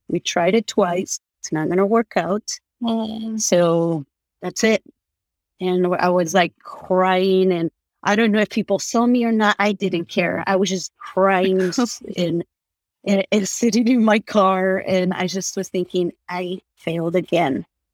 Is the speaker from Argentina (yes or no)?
yes; Argentina; moved away; I'm from Argentina